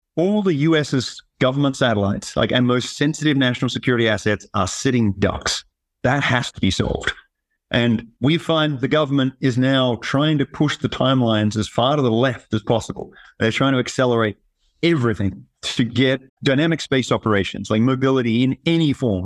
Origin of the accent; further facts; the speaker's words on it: Tasmania, Australia; moved away as an adult; also born or lived in Sydney, Australia; now in Colorado, United States; I grew up in Tasmania, Australia, a small island off the bottom of Australia.